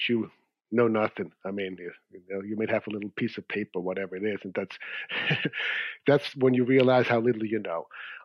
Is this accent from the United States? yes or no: no; Zurich, Switzerland; moved away; I grew up in Switzerland in Zurich